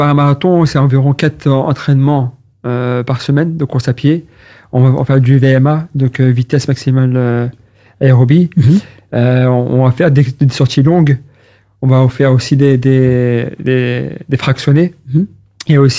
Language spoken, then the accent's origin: French; Maubeuge, Hauts-de-France, France; accent: French; ch'ti; now in Brussels, Belgium; moi, je, suis originaire de, de Maubeuge.